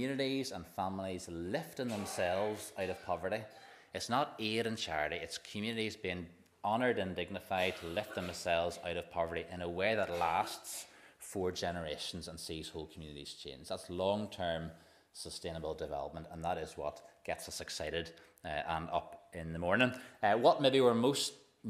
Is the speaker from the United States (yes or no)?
no; Waringstown, Northern Ireland, United Kingdom; I'm from Waringstown.